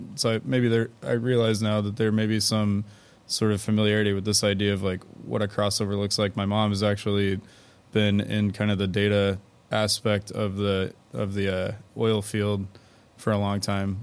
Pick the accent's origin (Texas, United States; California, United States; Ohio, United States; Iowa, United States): Texas, United States; Houston; I'm from Houston and then I went away for school and came back